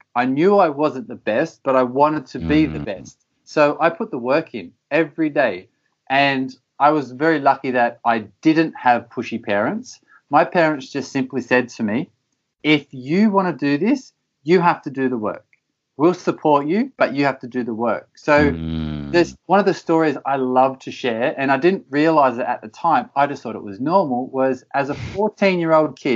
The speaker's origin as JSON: {"language": "English", "country": "Australia", "tie": "born or raised there", "also_born_or_lived": "United States / Belgium / United Kingdom", "moved": "as an adult", "said": "I grew up in Australia and I always wanted to be a professional soccer player. And I left home at 16, a very young age, to pursue the goal of playing professional soccer. I grew up in a small little country town"}